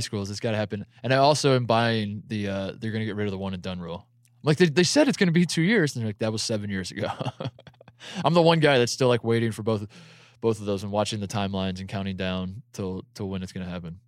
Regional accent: Indiana, United States; I'm from Indiana

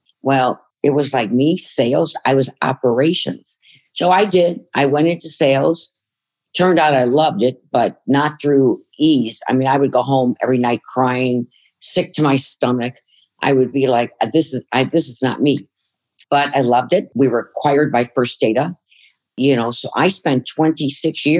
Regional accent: Chicago, Illinois, United States; moved away as an adult; also born or lived in Fort Lauderdale, Florida; I grew up in Chicago

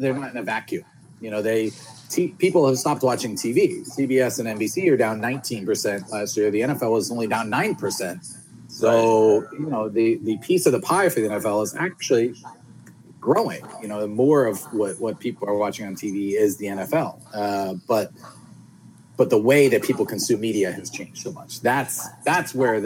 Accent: Philadelphia, Pennsylvania, United States; I grew up in Philadelphia, you know, so, and that's where we are right now.

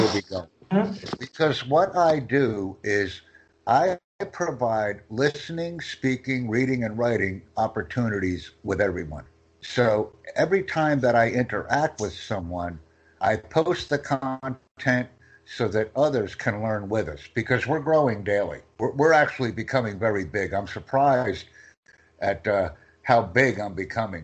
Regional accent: United States; I'm from the United States

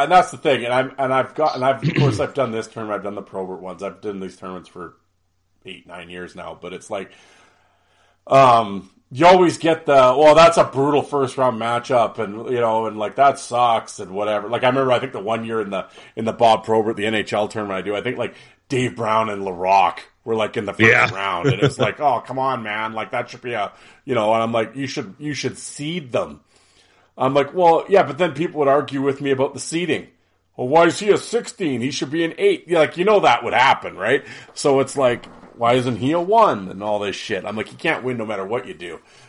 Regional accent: Canada; Absolutely. That's why I'm Canadian.

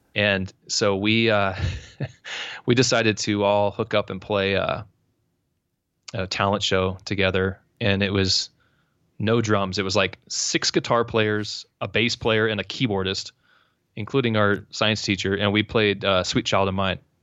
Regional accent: San Diego, California, United States; now in Orange County, United States; I was born and raised in San Diego.

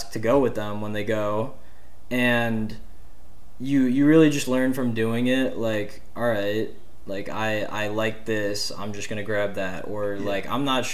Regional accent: Illinois, United States; I'm from Illinois

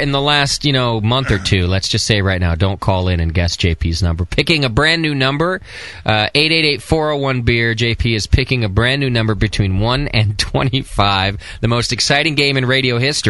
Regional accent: Hesperia, California, United States; That's like being from Hesperia. Oh, wait. That's where I'm from.

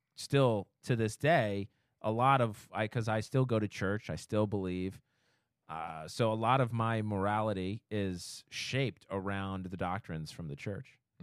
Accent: Orem, Utah, United States; moved away; I grew up in Utah

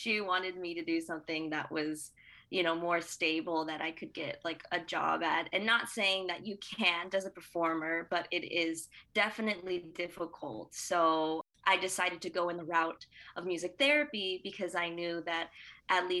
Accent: Broward County, Florida, United States; I came from Broward

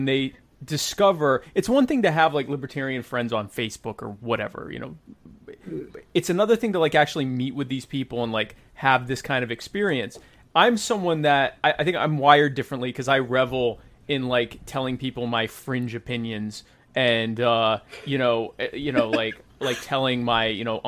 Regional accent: the South, United States; moved away; I grew up in the South

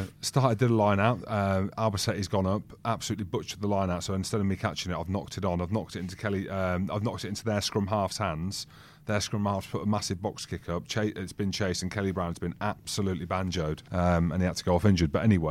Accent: England, United Kingdom; Obviously, I grew up in England, singing the national anthem of England.

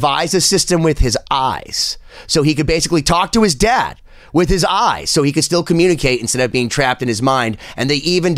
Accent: Boston, Massachusetts, United States; I know I'm a scumbag from Boston

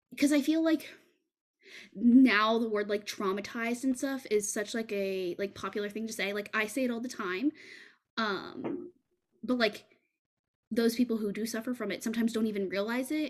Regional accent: Texas, United States; that's not something that in fucking Texas, they don't teach you that kind of shit.

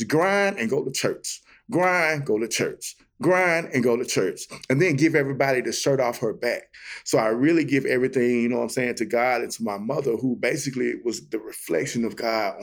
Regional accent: Jackson, Mississippi, United States; now in Memphis, United States; I'm from Jackson, Mississippi. Grew up west side of Jackson, man, Queens area as well.

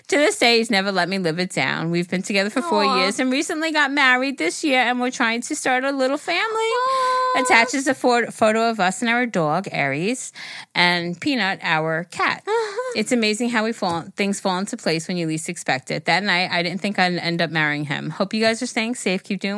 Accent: Ontario, Canada; I'm 25 from Ontario, Canada.

